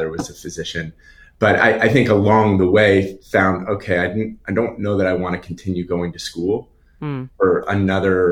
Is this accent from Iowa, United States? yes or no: no; Long Island, New York, United States; I grew up on Long Island